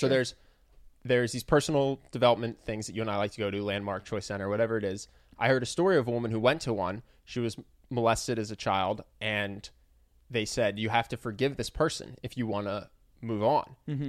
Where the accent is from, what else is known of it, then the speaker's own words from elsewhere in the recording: United States; as an American.